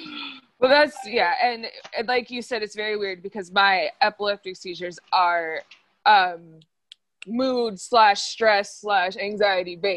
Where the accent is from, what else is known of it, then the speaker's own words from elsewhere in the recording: United States; We are from the United States.